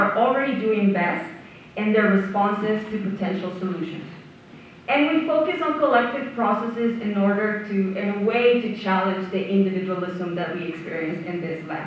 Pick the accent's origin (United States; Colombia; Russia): Colombia; now in Victoria, Canada; I'm originally from Colombia